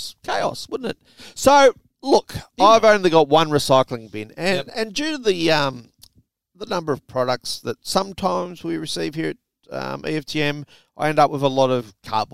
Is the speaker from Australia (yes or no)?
yes; Australia; also born or lived in New South Wales; We're Aussie blokes